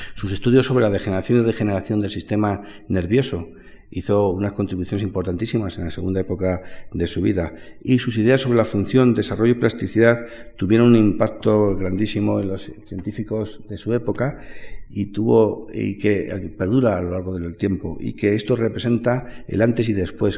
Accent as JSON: {"language": "Spanish", "town": "Madrid", "region": "Community of Madrid", "country": "Spain", "said": "somos de Madrid"}